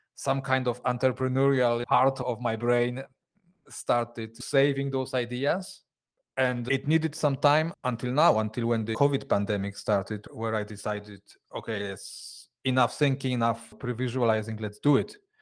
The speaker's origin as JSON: {"language": "English", "country": "Poland", "moved": "as an adult", "lives_now": "Switzerland", "said": "I, I come originally from Poland."}